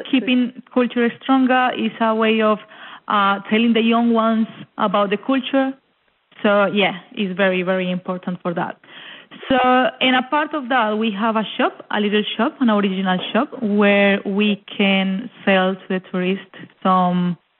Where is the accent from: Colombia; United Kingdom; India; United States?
Colombia; moved away as an adult; also born or lived in Melbourne, Australia; now in Warburton, Australia; Colombia, yes, I am from Colombia